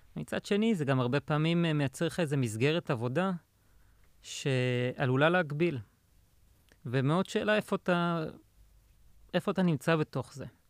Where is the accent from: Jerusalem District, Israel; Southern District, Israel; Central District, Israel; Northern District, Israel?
Central District, Israel; Pardesiya; also born or lived in Indiana, United States; now in Tel Aviv, Israel; גדלתי בפרדסיה